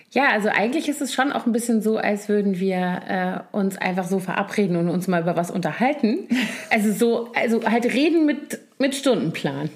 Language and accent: German; Rhineland, Germany; ich als Rheinländerin